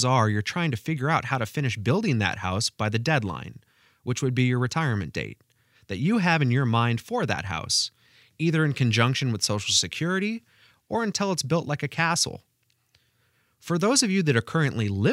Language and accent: English; Pacific Northwest, United States; now in Carmel, United States; my childhood growing up in the Pacific Northwest